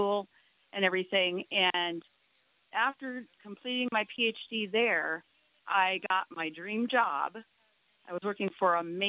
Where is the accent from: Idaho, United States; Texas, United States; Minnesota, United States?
Minnesota, United States; I grew up in Minnesota as a horse-loving child